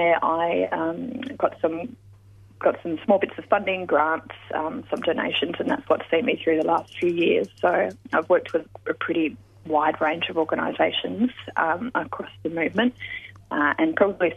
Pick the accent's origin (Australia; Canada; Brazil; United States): Australia; Western Australia; growing up in Western Australia, I was really lucky to have mentors and elders in the peace movement and environmental movement there